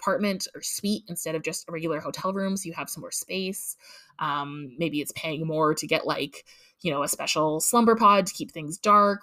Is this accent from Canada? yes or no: yes; Canada; as a Canadian with my free social health care